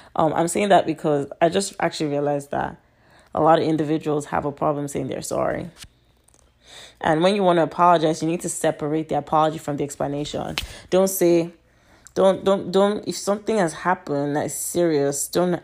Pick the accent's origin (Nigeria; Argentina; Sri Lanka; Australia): Nigeria; now in United States; I'm Nigerian, but I live in America